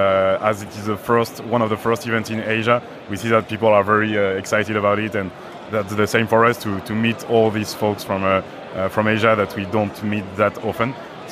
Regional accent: Paris, Île-de-France, France; I'm from Paris, France.

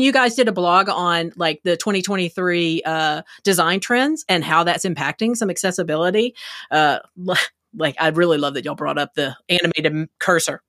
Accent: Texas, United States; I'm from Texas

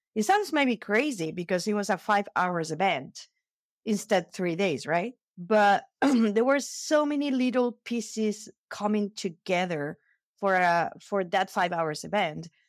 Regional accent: Spain; I'm from Spain.

